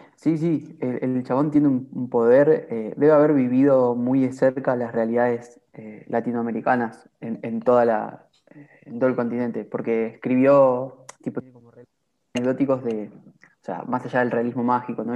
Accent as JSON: {"language": "Spanish", "country": "Argentina", "said": "como argentinos"}